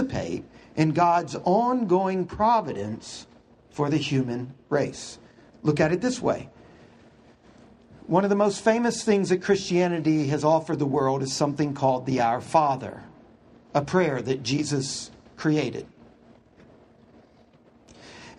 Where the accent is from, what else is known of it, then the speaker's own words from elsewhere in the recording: Houston, Texas, United States; I grew up in Houston.